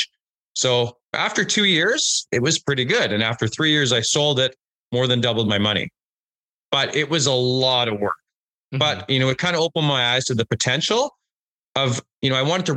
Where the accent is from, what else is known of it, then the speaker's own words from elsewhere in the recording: Unity, Saskatchewan, Canada; also born or lived in Alberta / British Columbia; born and raised in Saskatchewan. You know, I've lived in Alberta and BC